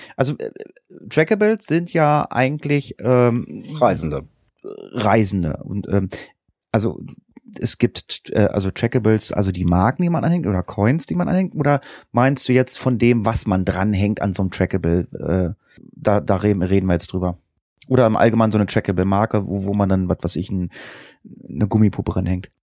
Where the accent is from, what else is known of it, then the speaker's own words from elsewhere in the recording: Northern Germany, Germany; hier bei uns in Norddeutschland.